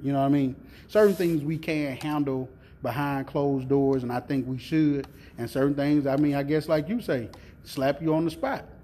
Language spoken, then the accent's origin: English; the South, United States; I'm from the South